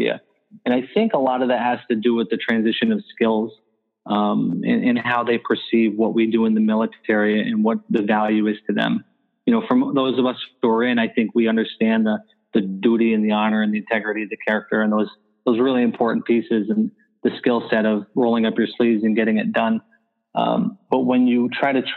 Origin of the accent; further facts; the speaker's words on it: Franklin County, New York, United States; I grew up in the Adirondacks in Franklin County, New York, in a small village